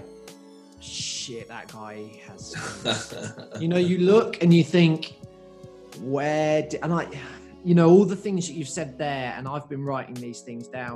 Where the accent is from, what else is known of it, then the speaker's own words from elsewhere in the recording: England, United Kingdom; now in Australia; I grew up in England